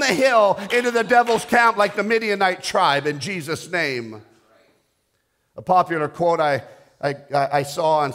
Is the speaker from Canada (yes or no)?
yes; Canada; I'm a Canadian